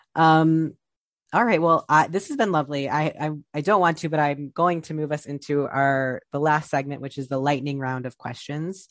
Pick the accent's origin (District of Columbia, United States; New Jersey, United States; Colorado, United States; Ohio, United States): Ohio, United States; Columbus; moved away as an adult; also born or lived in Texas; now in New York, United States; I grew up in Columbus, Ohio